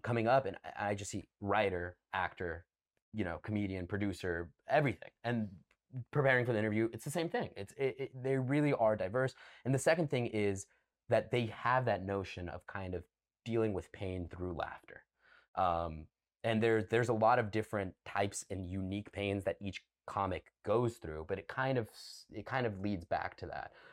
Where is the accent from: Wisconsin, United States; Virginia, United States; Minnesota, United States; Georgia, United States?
Georgia, United States; Cumming; moved away; I'm from the city of Cumming, C U M M I N G.